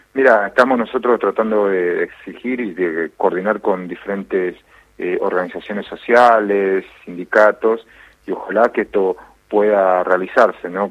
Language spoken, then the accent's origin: Spanish; Jujuy, Argentina; yo soy jujeño, yo soy la mayoría en Jujuy, somos Coya